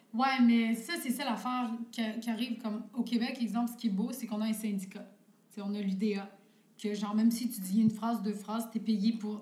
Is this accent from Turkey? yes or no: yes; Turkey; moved away; je viens de la Turquie